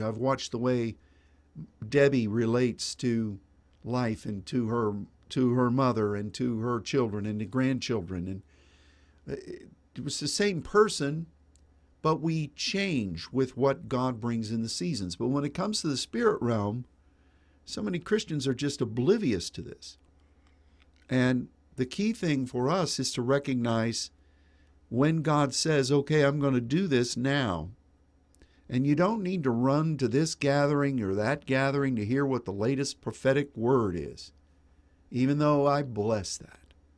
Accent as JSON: {"language": "English", "region": "Pennsylvania", "country": "United States", "tie": "born or raised there", "moved": "yes", "lives_now": "Dallas, United States", "said": "my boyhood, uh, time when I grew up in Pennsylvania"}